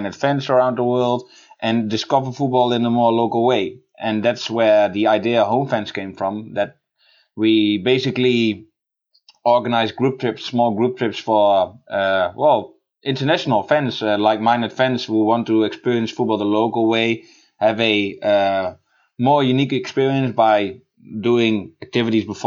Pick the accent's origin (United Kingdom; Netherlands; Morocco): Netherlands; I'm from the Netherlands